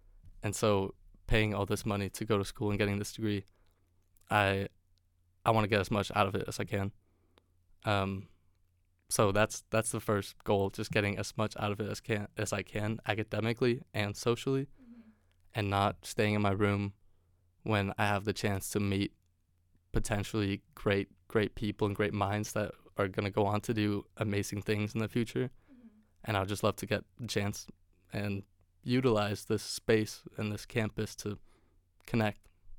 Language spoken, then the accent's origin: English; Denmark; English is a second language; also born or lived in California; it's a great conversation starter saying that I'm from Denmark if they do happen to know where it is or what that country is.